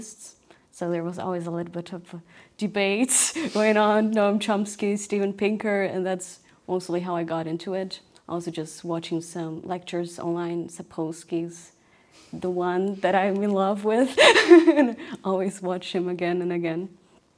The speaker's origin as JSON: {"language": "English", "country": "Brazil", "tie": "born or raised there", "moved": "yes", "said": "when I was a kid, I grew up in Brazil"}